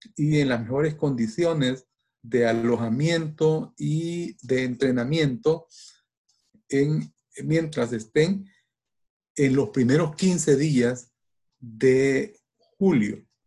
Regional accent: El Salvador; como salvadoreños que, estamos allá

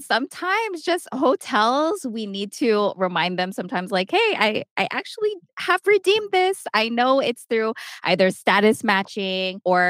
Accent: San Diego, California, United States; moved away as an adult; now in Las Vegas, United States; we're from San Diego, we live right next to the border

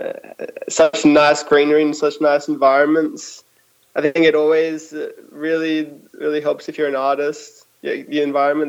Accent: Australia; moved away as an adult; now in Berlin, Germany; I was born in Australia

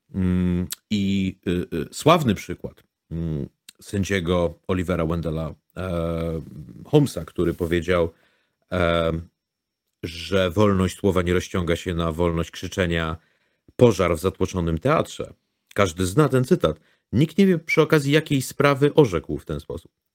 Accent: Łódź, Łódź Voivodeship, Poland; Jako łodzianin

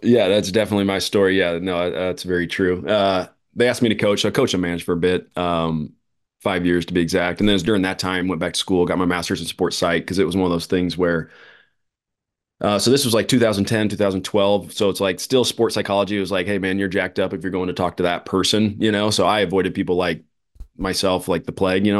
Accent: Phoenix, Arizona, United States; here in my hometown

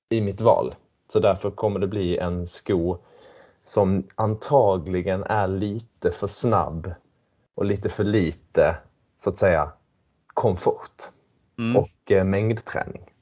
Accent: Sweden; now in London, United Kingdom; Jag är svensk, ja.

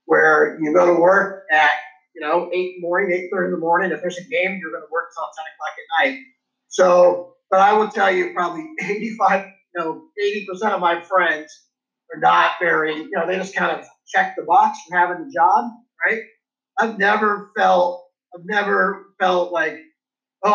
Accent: Los Angeles, California, United States; I grew up in Los Angeles

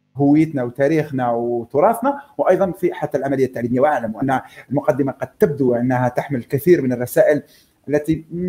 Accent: Algeria; اننا كجزائريين

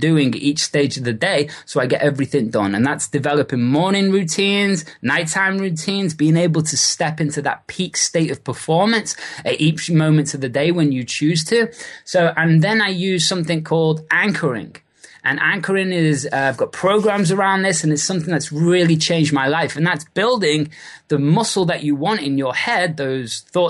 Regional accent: Liverpool, North West England, United Kingdom; moved away as an adult; also born or lived in Australia / New Zealand / Bali; now in California, United States; originally from Liverpool in the UK

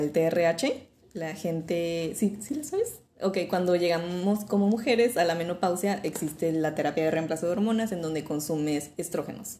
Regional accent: Mexico; Como mexicanos siendo occidentales, tenemos todas estas tradiciones de aceptar la muerte

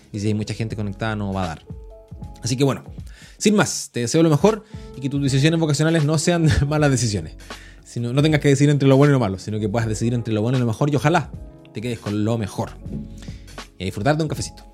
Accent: Chile; yo soy chileno

